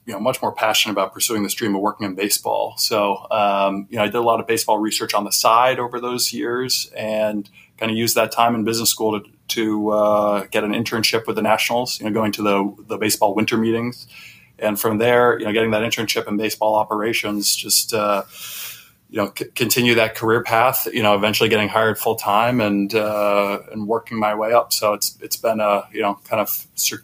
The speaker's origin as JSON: {"language": "English", "town": "Boston", "region": "Massachusetts", "country": "United States", "tie": "born or raised there", "said": "I grew up in the Boston area"}